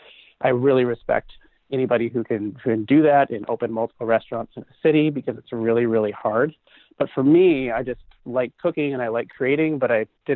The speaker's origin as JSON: {"language": "English", "region": "Pacific Northwest", "country": "United States", "said": "Yeah, I'm from the Pacific Northwest."}